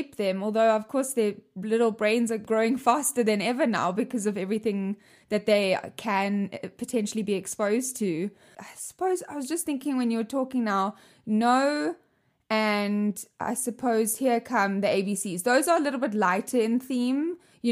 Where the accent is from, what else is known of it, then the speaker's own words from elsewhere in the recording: South Africa; moved away as an adult; now in United States; I come from, obviously, South Africa, as you can hear with my weird accent